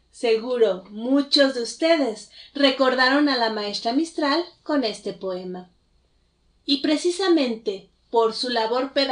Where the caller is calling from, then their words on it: Mexico City, Mexico; desde la Ciudad de México